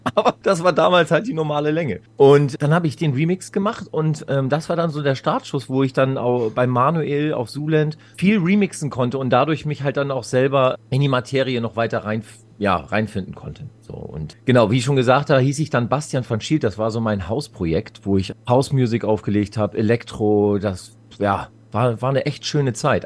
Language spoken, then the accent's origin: German; Schleswig-Holstein, Germany; bei uns im Norden haben wir halt relativ gute, oder damals war es eine gute Dichte an Clubs gehabt